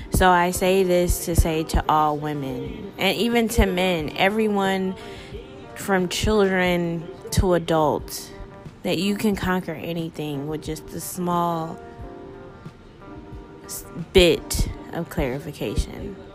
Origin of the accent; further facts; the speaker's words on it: Upland, California, United States; also born or lived in Toledo, Ohio; I'm from Upland, California, along with Toledo, Ohio, and both of those places are two totally different worlds.